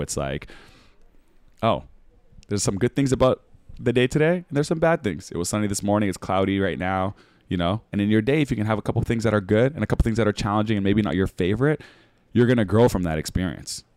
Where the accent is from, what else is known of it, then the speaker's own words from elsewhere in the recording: Winnipeg, Manitoba, Canada; moved away; also born or lived in Toronto / Australia; me growing up in Winnipeg, it was gonna be minus forty